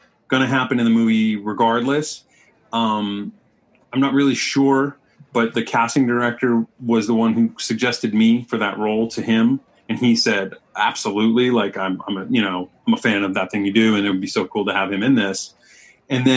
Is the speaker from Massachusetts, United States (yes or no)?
yes; East Bridgewater, Massachusetts, United States; moved away; I'm from East Bridgewater, Massachusetts. Yeah, that's where I grew up